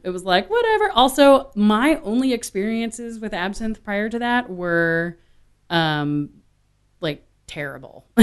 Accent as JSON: {"language": "English", "town": "Austin", "region": "Texas", "country": "United States", "tie": "born or raised there", "also_born_or_lived": "Washington, D.C.", "said": "grew up in Austin"}